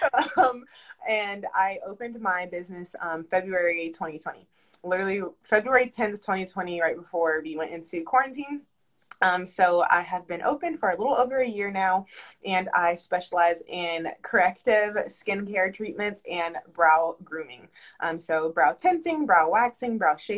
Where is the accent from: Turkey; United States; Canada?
United States; Charlotte, North Carolina; moved away as an adult; now in Atlanta, United States; I moved back to North Carolina from Atlanta, where I stay now